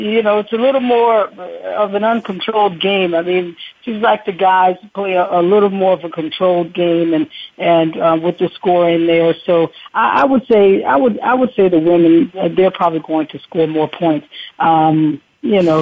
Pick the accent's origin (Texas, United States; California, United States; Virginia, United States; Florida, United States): Florida, United States; I'm from Florida